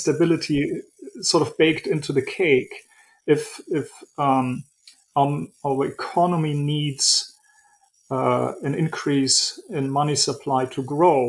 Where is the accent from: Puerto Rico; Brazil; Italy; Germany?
Germany; moved away as an adult; also born or lived in Switzerland; now in New York City, United States; I was born and raised in Germany, then moved to Switzerland, and in 1999 moved to the US, New York City